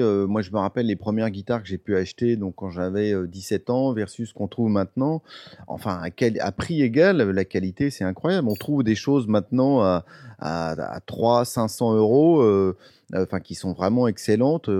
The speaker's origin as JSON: {"language": "French", "town": "Paris", "region": "Île-de-France", "country": "France", "tie": "born or raised there", "said": "je suis parisien, je suis d'un Paris, donc les magasins de Pigalle, je les connais par cœur"}